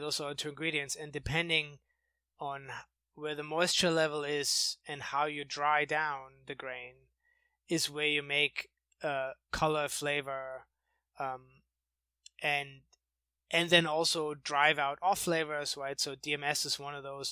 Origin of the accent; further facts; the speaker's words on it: outside of Munich, Bavaria, Germany; moved away as an adult; now in United States; I grew up in outside of Munich in Germany